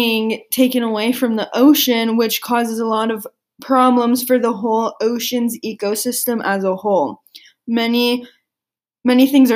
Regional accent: San Diego, California, United States; I grew up in San Diego, California, right next to the ocean

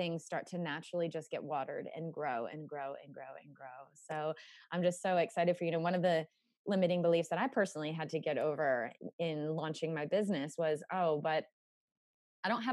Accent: United States; I grew up in America

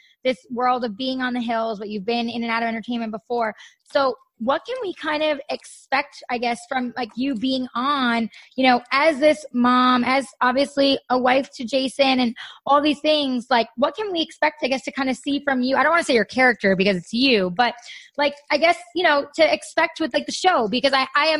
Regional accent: New York, United States; moved away; we're from New York. So like they, you know, all our family's on the East Coast

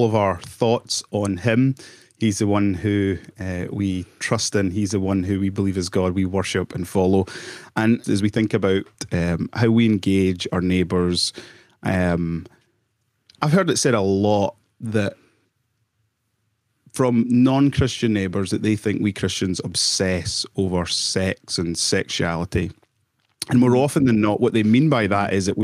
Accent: Lanarkshire, Scotland, United Kingdom; I grew up in Lanarkshire, and round about where I live

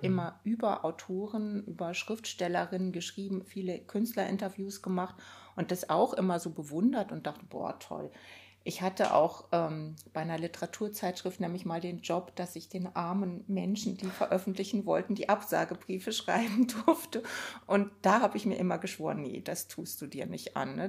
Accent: Rhineland, Germany; Ich bin im Rheinland aufgewachsen

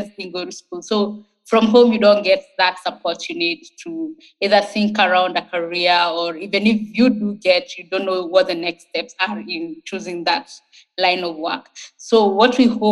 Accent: Nairobi, Kenya; I grew up in Kibera. It's one of Kenya's largest informal settlements.

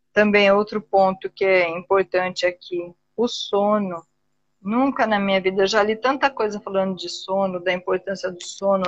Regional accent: Brazil; Eu ainda sou bem brasileira nesse sentido.

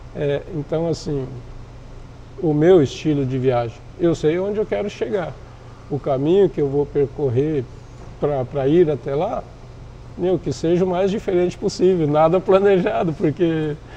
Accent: interior of Paraná, Brazil; also born or lived in Quarto Centenário / Santa Helena / São José das Palmeiras; now in Foz do Iguaçu, Brazil; eu sou nascido em 67, no interior do Paraná, uma cidadezinha bem pequena, quarto centenário. Daí fui migrando ainda pela região interiorana, Santa Helena, São José do. São José, São José do das Palmeiras, do aqui, né? Do Ouro Trataria. Catarina. É. E até cheguei em Foz em 79.

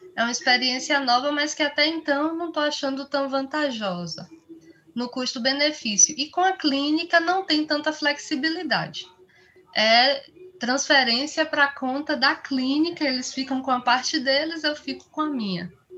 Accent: Bahia, Brazil; eu sou nordestina, sou baiana

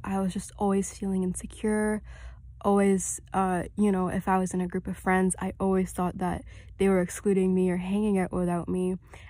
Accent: Saudi Arabia; also born or lived in Kuwait; now in Canada; So originally I came to Canada from Saudi Arabia. I wasn't born there, I was born in Kuwait, but I kind of moved around the Middle East a lot, and I lived in Saudi Arabia for a couple years, and I came to Canada from there.

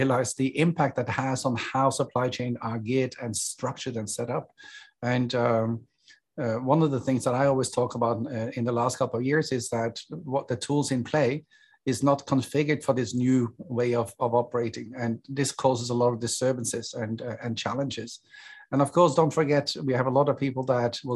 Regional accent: Norway; moved away as an adult; also born or lived in Hong Kong; now in Singapore; I'm originally from Norway

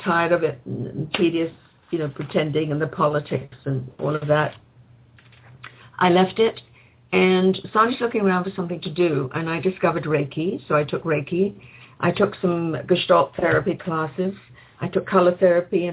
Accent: England, United Kingdom; now in Canada; I grew up in England

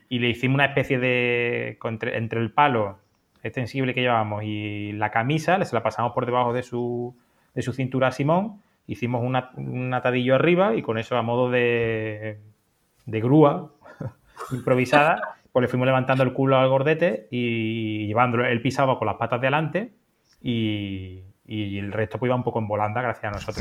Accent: Andalusia, Spain; yo soy andaluz

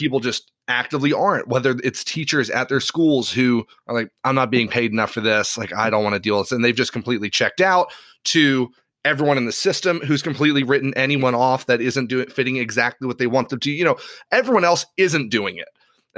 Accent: Ireland; Given I grew up in Ireland.

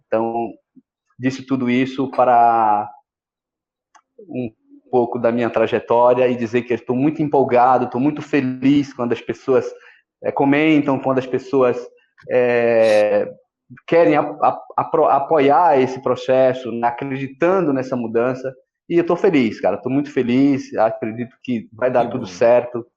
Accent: Ilhéus, Bahia, Brazil; nasci no interior da Bahia, em Piauí. Minha mãe maluca pegou eu e meu irmão, meu irmão do meio, e saiu é, em busca de uma vida melhor. E a gente foi parar aonde? na estância hidromineral de Olivença. Eu ainda era criança de colo

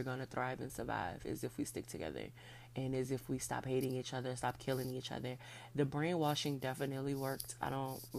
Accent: New Orleans, Louisiana, United States; I was born at Methodist Hospital in New Orleans, Louisiana on June 3rd, 1991.

